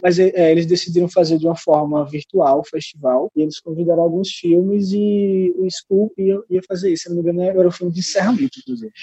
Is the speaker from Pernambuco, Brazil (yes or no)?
yes; São José do Egito, Pernambuco, Brazil; moved away; also born or lived in Recife; Eu vim de, do interior de Pernambuco, de uma cidade chamada São José do Egito